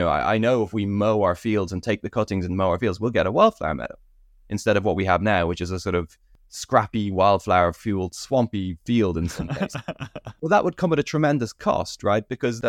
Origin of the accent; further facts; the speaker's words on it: United Kingdom; also born or lived in Ireland; growing up in Britain and Ireland, I always had a slight sense of ecological depression.